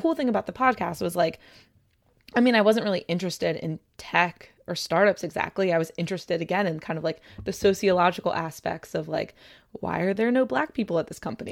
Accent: suburb between Baltimore and Annapolis, Maryland, United States; moved away; I'm from Maryland. I grew up in a suburb between Baltimore yep. and Annapolis

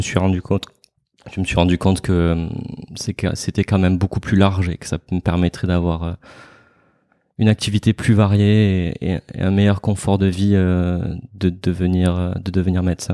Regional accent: Marseille, Provence-Alpes-Côte d'Azur, France; je suis né à Marseille, où j'habite ouais. actuellement

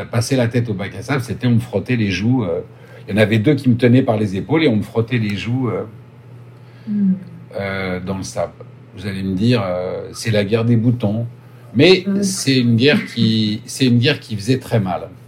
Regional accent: Paris, Île-de-France, France; born there; peut-être parce que je suis né à Paris, peut-être parce que j'ai des lunettes

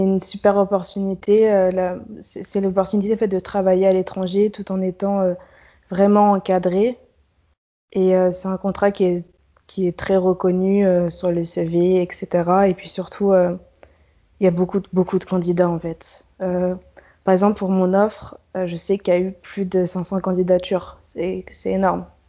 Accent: France; moved away as an adult; also born or lived in Paris; now in Philadelphia, United States; je suis française

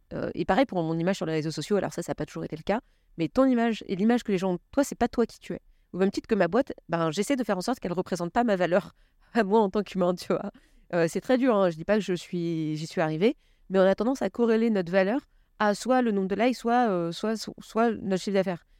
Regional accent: Paris, Île-de-France, France; J'ai grandi à Paris

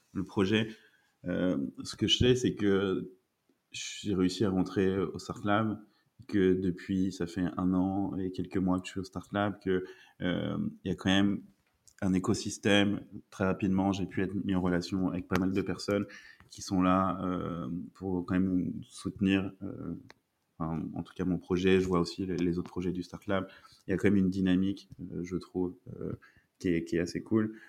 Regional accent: France; moved away as an adult; now in Belgium; je suis français et je suis arrivé en Belgique il y a un peu plus de 3 ans.

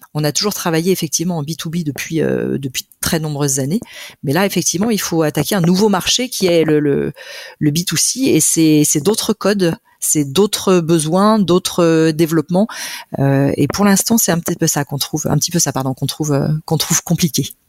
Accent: Monts du Lyonnais, Auvergne-Rhône-Alpes, France; also born or lived in Lyon; je suis lyonnaise d'origine, née à Lyon et euh, j'ai grandi dans les monts du Lyonnais

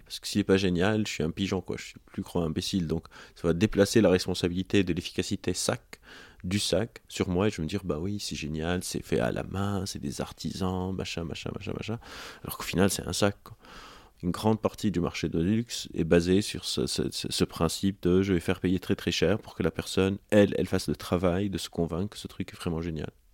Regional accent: Lebanon; moved away; j'ai grandi au Liban

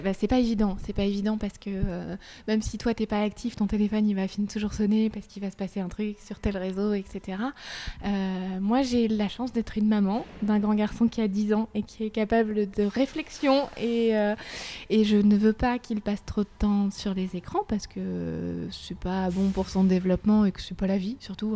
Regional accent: Brittany, France; je suis bretonne et je suis fière de ma région

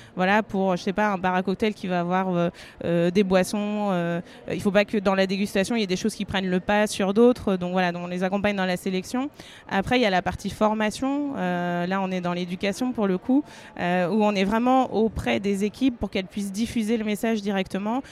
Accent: Berry, Centre-Val de Loire, France; je viens de la campagne du Berry, donc des grands espaces

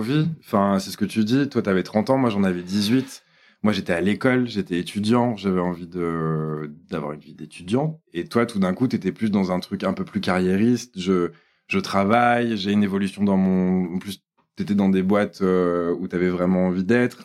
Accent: Lyon, Auvergne-Rhône-Alpes, France; c'est quand même ma ville natale

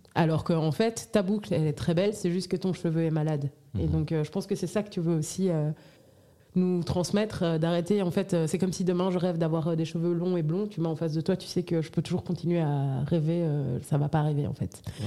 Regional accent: Brussels, Brussels-Capital Region, Belgium; j'ai grandi à Bruxelles

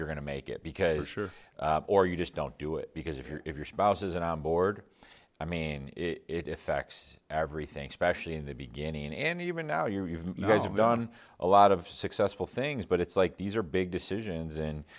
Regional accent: Ann Arbor, Michigan, United States; Like, the amount of people where Michigan, I was born there, you know, or whatever. I'm from Ann Arbor.

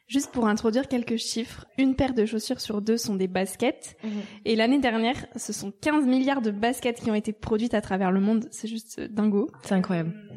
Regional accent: Angers area, Pays de la Loire, France; j'ai grandi à la campagne, euh, dans la région d'Angers, dans un tout petit village de 3000 habitants

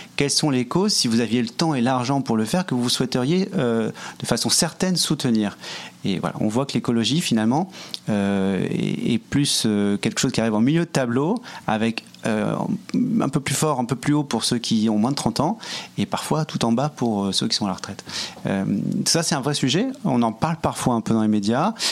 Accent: Paris, Île-de-France, France; now in Montreal, Canada; on est français tous les deux, euh, parisien pour ma part

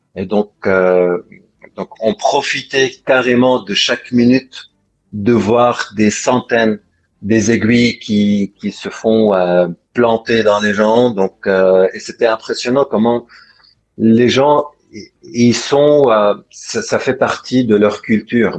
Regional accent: Lebanon; moved away as an adult; also born or lived in France / England / Netherlands / China; now in Cyprus; je suis, je suis libanais

